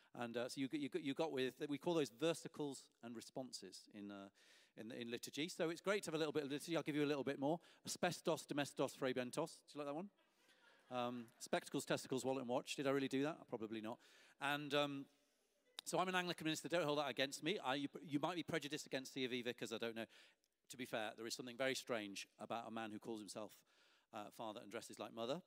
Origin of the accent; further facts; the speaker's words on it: Lancaster, North West England, United Kingdom; I received the freedom of the city of my hometown, Lancaster